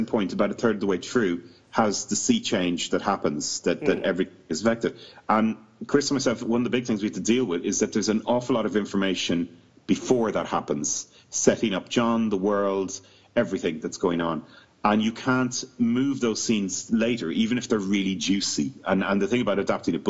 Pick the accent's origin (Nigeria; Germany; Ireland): Ireland; moved away as an adult; now in United Kingdom; we're all Irish, but we've all lived in the UK for 20 years